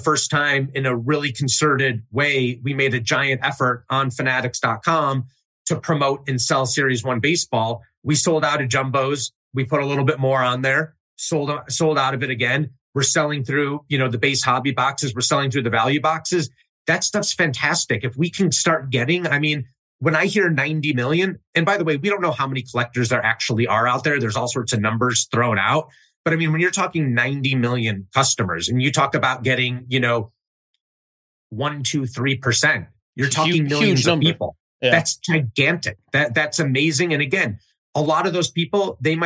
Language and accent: English; Chicago, Illinois, United States; I grew up in Chicago, north suburbs.